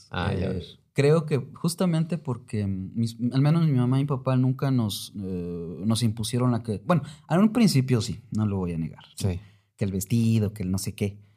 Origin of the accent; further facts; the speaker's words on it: Mexico City, Mexico; born there; nací aquí en la Ciudad de México, cuando me fui de la, de la ciudad, pues dejé a mis amigos, a mis amigas de la escuela y etcétera.